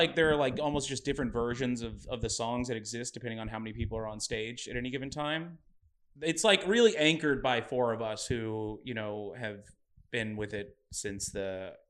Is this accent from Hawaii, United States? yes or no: no; Dallas, Texas, United States; I grew up in Dallas, Texas.